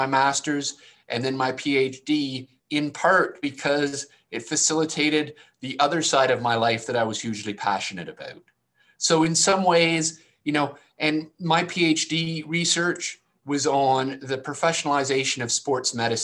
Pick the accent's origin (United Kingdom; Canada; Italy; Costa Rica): Canada; I'm Canadian.